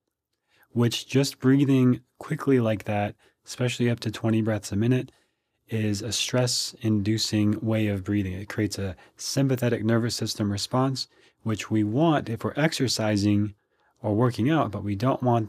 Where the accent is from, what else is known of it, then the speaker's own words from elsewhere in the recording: Minnesota, United States; now in Austin, United States; I grew up in Minnesota, so I'm used to the cold weather